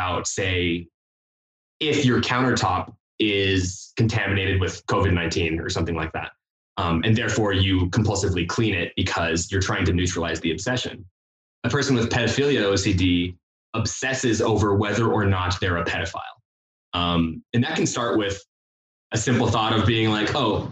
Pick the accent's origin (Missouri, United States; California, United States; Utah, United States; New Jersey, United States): Utah, United States; St. George; I'm from St. George, Utah.